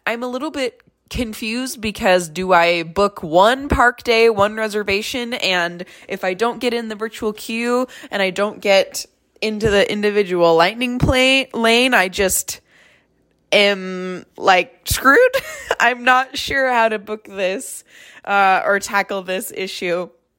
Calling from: Washington, United States; I'm calling from Washington State.

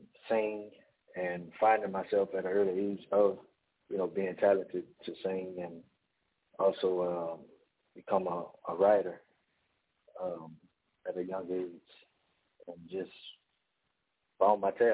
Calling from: Opelousas, Louisiana, United States; From Opelousas, Louisiana.

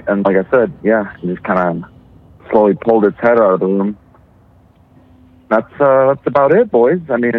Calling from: Arizona, United States; from Arizona.

